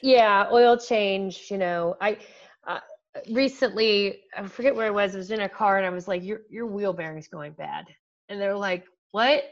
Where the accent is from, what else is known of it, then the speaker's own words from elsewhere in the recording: Canton, Ohio, United States; a local school Malone University which is in my hometown